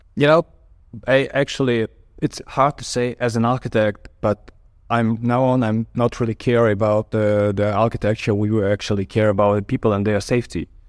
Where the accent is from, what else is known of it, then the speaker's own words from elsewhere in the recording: Kyiv, Ukraine; a architect from Kyiv.